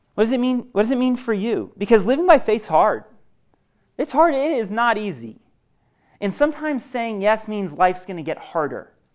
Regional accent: Maine, United States; moved away as an adult; now in Denver, United States; I'm originally from Maine

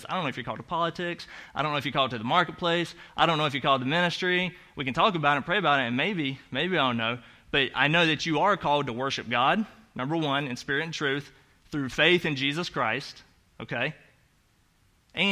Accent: the South, United States; accent: Southern; moved away; You know I have an accent. That's because I'm from the South

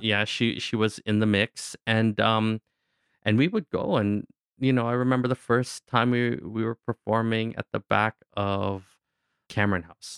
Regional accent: Kingston, Ontario, Canada; also born or lived in Newfoundland; growing up in Kingston, a, a lot of the ways that the Filipino parents wanted their kids to feel connected to their culture is we all had to do Filipino folk dancing

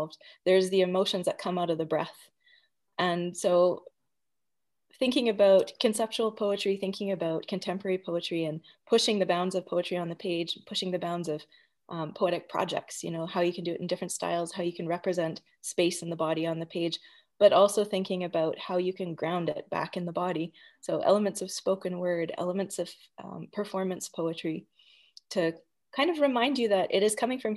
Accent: Edmonton, Alberta, Canada; I grew up in the Edmonton literary community, I was very grateful and very lucky to grow up within that group.

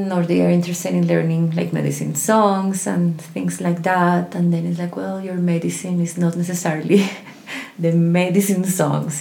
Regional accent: Colombia; I was born in Colombia

